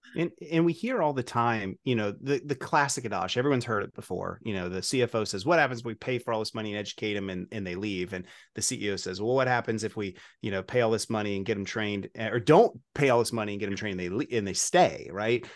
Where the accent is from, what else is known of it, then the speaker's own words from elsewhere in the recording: Kentucky, United States; I'm from Kentucky